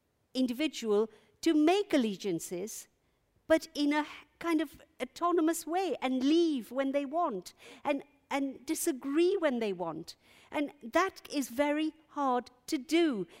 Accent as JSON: {"language": "English", "region": "London", "country": "United Kingdom", "said": "If the happiest identification I have about myself is I'm a Londoner, and I feel happy with that, because London belongs to no one and no one can claim you in that way."}